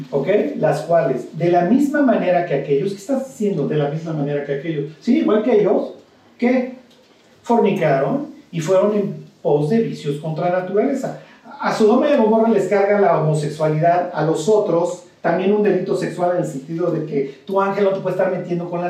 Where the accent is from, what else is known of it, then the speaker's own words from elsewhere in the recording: Spain; Yo soy español, porque es la niña, esta chica.